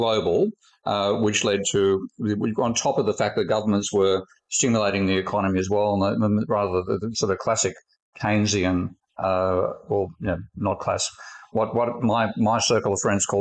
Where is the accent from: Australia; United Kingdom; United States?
Australia; my home country, Australia